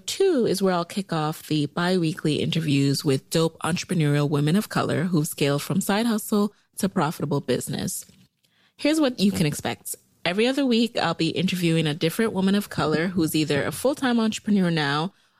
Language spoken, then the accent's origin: English; New York City, New York, United States; also born or lived in Jamaica; now in Arlington, United States; I'm from Jamaica, the island, not Queens, and I grew up in the boogie down Bronx, New York